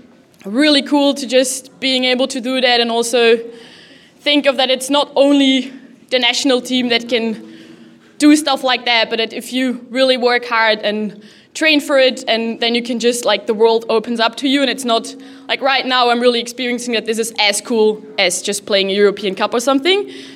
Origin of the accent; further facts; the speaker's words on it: Cologne, North Rhine-Westphalia, Germany; English is a second language; also born or lived in Belgium; from Belgium. I actually started playing hockey in Germany because for my dad's job, we moved there when I was 4 years old. So my whole youth, I played in Germany for Rot-Weiß Köln. It's in Cologne.